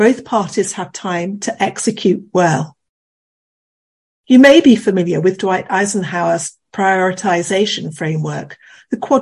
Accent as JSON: {"language": "English", "country": "United Kingdom", "said": "as a Brit"}